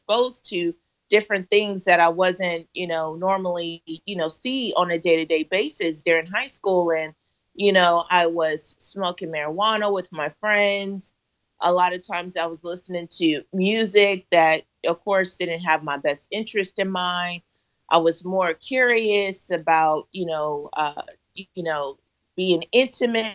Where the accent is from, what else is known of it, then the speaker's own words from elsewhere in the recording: California, United States; I was raised in California here in the United States by both my parents